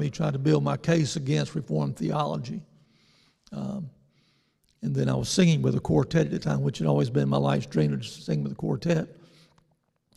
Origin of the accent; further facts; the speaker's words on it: New Bern, North Carolina, United States; my hometown of New Bern